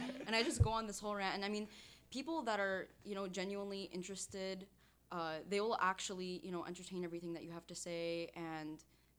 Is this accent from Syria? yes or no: yes; Syria; moved away; I'm from Syria.